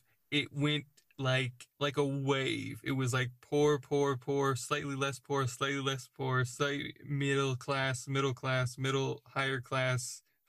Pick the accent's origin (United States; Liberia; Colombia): United States; I'm American but... in an English culture.